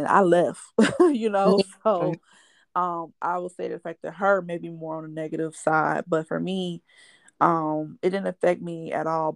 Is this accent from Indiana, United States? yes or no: yes; Gary, Indiana, United States; moved away; also born or lived in Nashville, Tennessee; growing up in Gary, I grew up in Miller or Etna.